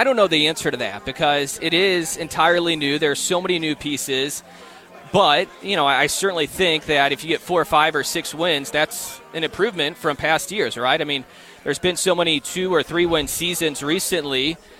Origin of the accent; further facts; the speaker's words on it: Illinois, United States; that was a name that I had heard for a while because I am from Southern Illinois, so I knew all about Jerry Kill and what he did with the Salukis